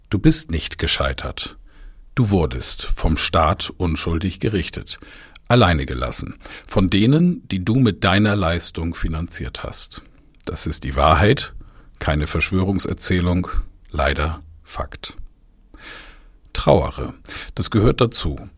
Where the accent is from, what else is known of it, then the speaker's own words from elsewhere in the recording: Bamberg, Bavaria, Germany; durch die Innenstadt meiner Heimatstadt Bamberg gefahren bin